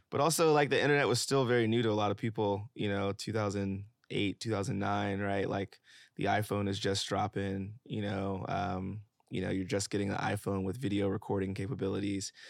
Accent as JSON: {"language": "English", "town": "Memphis", "region": "Tennessee", "country": "United States", "tie": "born or raised there", "also_born_or_lived": "Atlanta / San Francisco / Los Angeles", "moved": "yes", "lives_now": "New York, United States", "said": "I'm from Memphis, Tennessee"}